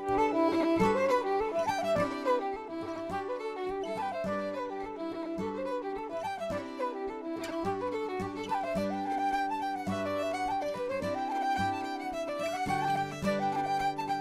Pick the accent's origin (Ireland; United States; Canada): Ireland; Ballina, Connacht; moved away; Ballina, my hometown